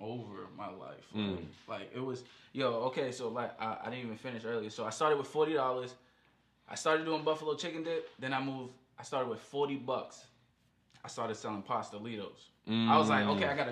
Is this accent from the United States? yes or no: yes; Boston, Massachusetts, United States; I went to Boston Arts Academy